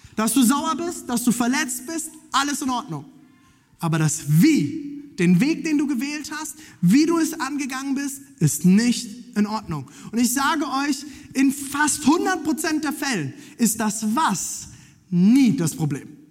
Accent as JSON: {"language": "German", "country": "Germany", "said": "Ich bin Deutscher"}